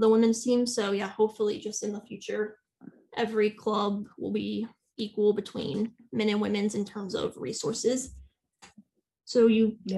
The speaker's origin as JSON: {"language": "English", "country": "United States", "said": "as an American fan"}